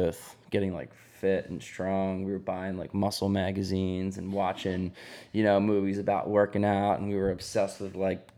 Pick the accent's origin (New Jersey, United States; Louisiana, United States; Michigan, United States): New Jersey, United States; near Jersey Shore; I grew up near Jersey Shore